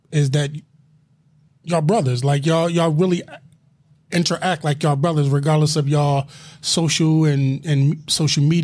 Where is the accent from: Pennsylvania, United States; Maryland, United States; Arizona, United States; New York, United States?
Pennsylvania, United States; Philadelphia; I'm from Philadelphia.